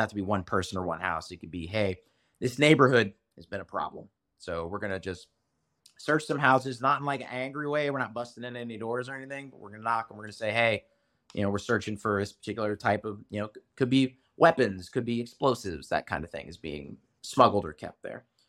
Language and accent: English; United States; as an American